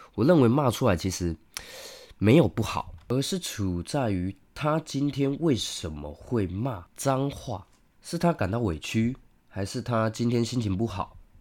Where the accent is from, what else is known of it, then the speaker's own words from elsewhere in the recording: Taiwan; 我们台湾人